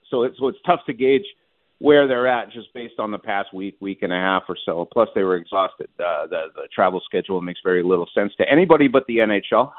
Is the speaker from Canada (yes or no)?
yes; Montreal, Quebec, Canada; moved away; my hometown of Montreal